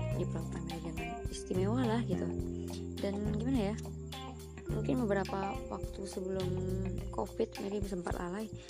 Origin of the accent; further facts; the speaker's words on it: Padang, West Sumatra, Indonesia; also born or lived in Cianjur, West Java; S M P Negeri dua belas Padang, terus lanjut lagi ke S M A Negeri dua belas Padang dan sekarang di Universitas Andalas.